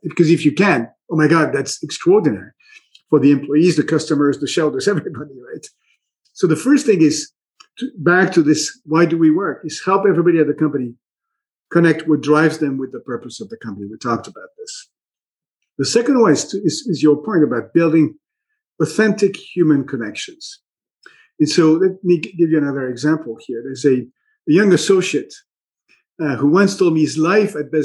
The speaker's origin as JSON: {"language": "English", "town": "Minneapolis", "region": "Minnesota", "country": "United States", "tie": "born or raised there", "said": "my hometown of Minneapolis"}